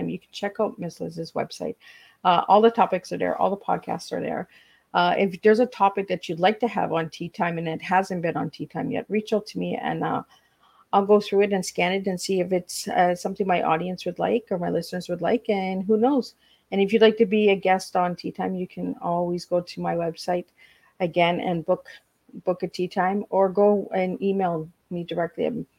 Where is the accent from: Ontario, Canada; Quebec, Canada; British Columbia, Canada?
Ontario, Canada; Hearst; now in Cornwall, Canada; I'm living in Cornwall now, but I'm originally from Hearst, Ontario